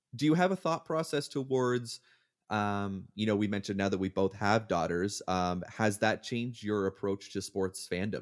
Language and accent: English; Hamilton, Ontario, Canada; moved away as an adult; now in United States; Hamilton is my hometown